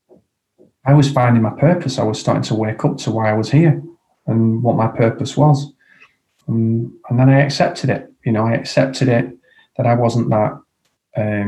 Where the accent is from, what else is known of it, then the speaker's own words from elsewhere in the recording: Blackburn, North West England, United Kingdom; my hometown of Blackburn